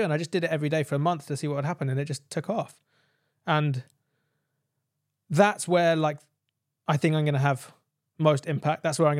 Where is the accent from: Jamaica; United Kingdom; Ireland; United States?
United Kingdom; I'm a kid from the United Kingdom who has a smartphone, who's grown up in modern civilization